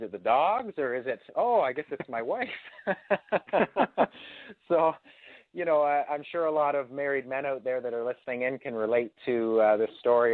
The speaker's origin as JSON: {"language": "English", "town": "Ferguson", "region": "Ontario", "country": "Canada", "tie": "born or raised there", "said": "coming from my hometown of Ferguson, Ontario"}